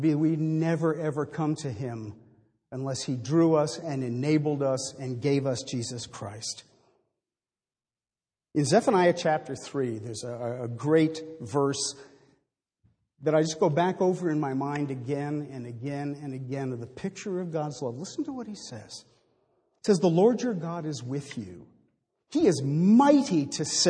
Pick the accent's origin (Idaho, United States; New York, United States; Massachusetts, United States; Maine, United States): Maine, United States; I was raised in Maine